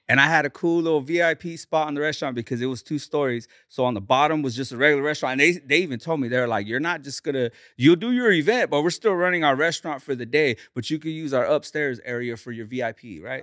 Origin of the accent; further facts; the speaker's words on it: Bakersfield, California, United States; I grew up, uh, in the east side of Bakersfield